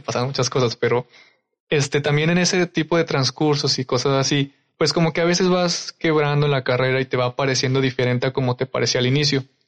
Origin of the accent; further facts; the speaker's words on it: Durango, Mexico; moved away; yo que soy de Durango